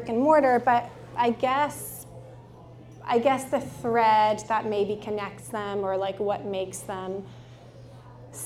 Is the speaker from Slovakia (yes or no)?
yes; Slovakia; now in Vancouver, Canada; I'm from Slovakia, and that was like our Sunday meal, schnitzels